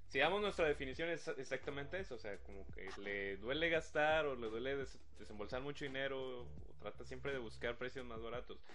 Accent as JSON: {"language": "Spanish", "town": "Monterrey", "region": "Nuevo León", "country": "Mexico", "tie": "born or raised there", "lives_now": "Guadalupe, Mexico", "said": "yo nací en Monterrey, pero resido en Guadalupe"}